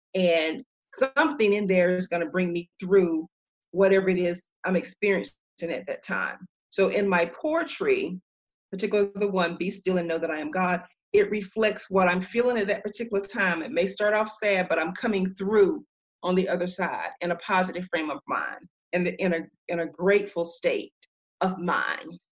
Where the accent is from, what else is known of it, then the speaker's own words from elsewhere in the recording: Duplin County, North Carolina, United States; also born or lived in Raleigh, North Carolina; I am a Southern girl. I am from Duplin County in North Carolina small town and uh, that was my upbringing